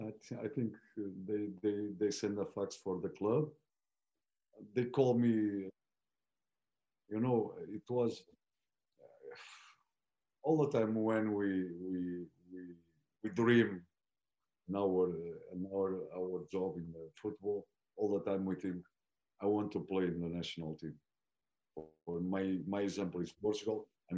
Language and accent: English; Florence, Tuscany, Italy; English is a second language; My club is Firenze. When I start, it's from my city. My father was a director there.